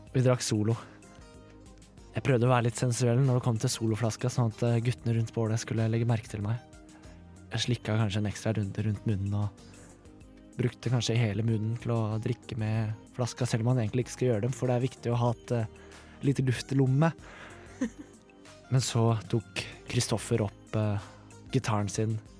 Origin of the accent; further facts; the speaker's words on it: Mysen, Østfold, Norway; liksom hjembygda mi, eller byen min, Mysen, veldig lite sted